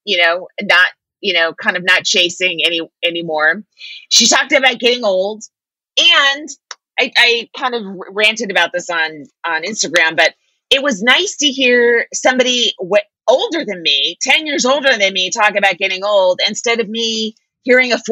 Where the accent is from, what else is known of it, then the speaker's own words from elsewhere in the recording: San Francisco, California, United States; I'm from San Francisco too.